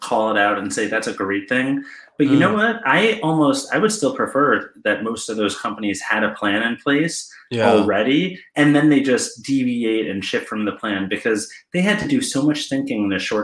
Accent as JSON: {"language": "English", "region": "New York", "country": "United States", "moved": "as an adult", "lives_now": "Cleveland, United States", "said": "I'm from New York mostly"}